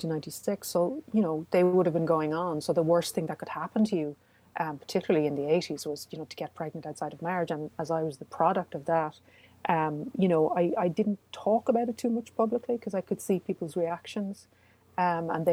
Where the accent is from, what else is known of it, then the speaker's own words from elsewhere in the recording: Cork, Munster, Ireland; I was born in Besborough, mother and baby home, in 1965, which is about a mile and a half from where I grew up